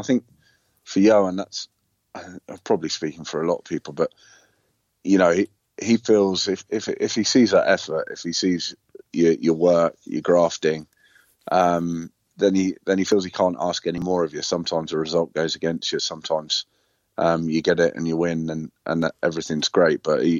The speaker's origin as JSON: {"language": "English", "town": "Leicester", "region": "East Midlands", "country": "United Kingdom", "said": "I'm from Leicester either, so it was really interesting."}